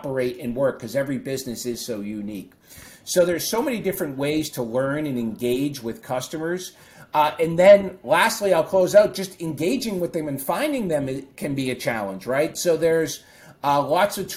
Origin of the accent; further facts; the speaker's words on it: Boston, Massachusetts, United States; my hometown favorite Boston Celtics and Boston Bruins play